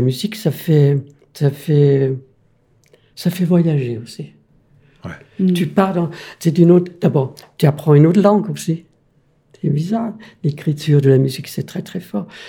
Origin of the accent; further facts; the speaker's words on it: Denmark; French is a second language; moved away as an adult; now in France; je suis né au Danemark, mais je suis européen